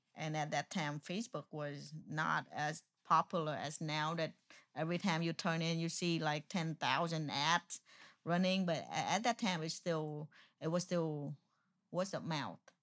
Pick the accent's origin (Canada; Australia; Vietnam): Vietnam; first language Vietnamese; English is a second language; moved away; also born or lived in Houston, Texas; I'm Vietnamese